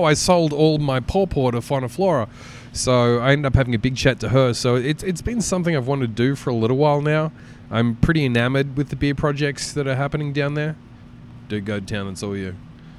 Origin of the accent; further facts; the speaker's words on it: Australia; moved away as an adult; now in United States; Oh, you're from Australia.